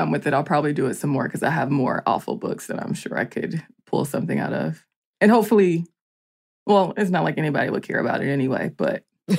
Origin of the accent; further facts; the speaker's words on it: Georgia, United States; also born or lived in Columbia, South Carolina; I was born in Columbia, South Carolina and raised in Georgia. And somehow I still do a caricature of the Southern accent.